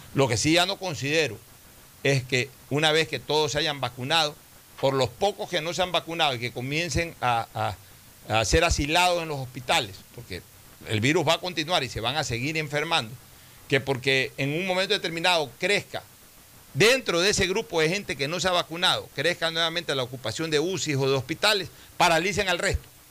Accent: Ecuador; somos los ecuatorianos

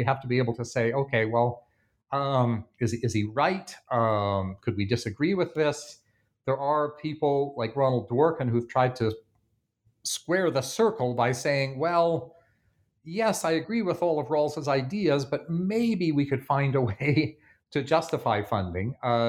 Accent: Canada; You'll be familiar in both the UK and in the United States and in my home country of Canada

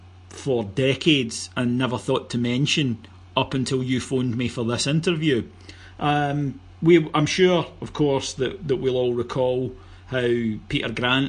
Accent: Cameroon; when I was growing up in Cameroon, I listened to the BBC World Service

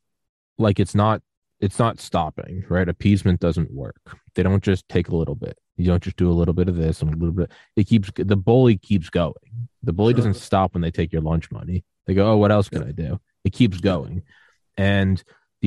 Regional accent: New England, United States; I was born in New England

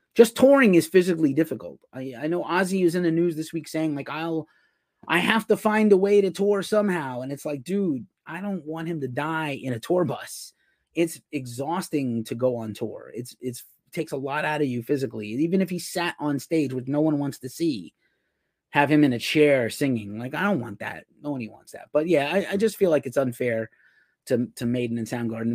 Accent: New York City, New York, United States; moved away as an adult; the Bronx, my hometown

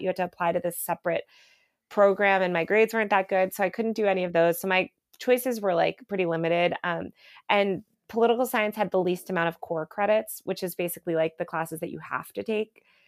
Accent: United States; now in New York, United States; I grew up outside New York

